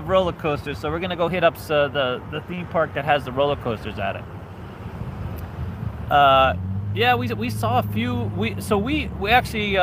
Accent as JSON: {"language": "English", "town": "New York City", "region": "New York", "country": "United States", "tie": "born or raised there", "moved": "yes", "said": "I grew up in New York City, and I went to high school"}